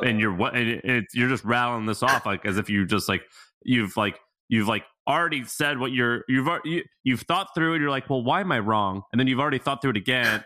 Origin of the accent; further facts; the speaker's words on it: Missouri, United States; moved away; I'm from Missouri, okay? My family lives in Missouri.